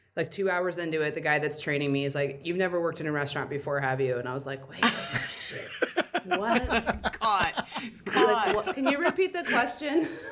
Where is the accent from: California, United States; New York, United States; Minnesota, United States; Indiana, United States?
Indiana, United States; also born or lived in San Antonio, Texas / Florida; now in Phoenix, United States; I was born in San Antonio, but I grew up in Indiana and then lived in Florida for a while.